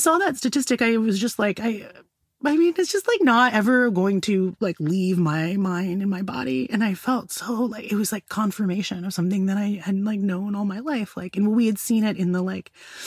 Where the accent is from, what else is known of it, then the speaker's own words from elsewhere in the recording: United States; I've spent my whole life growing up in America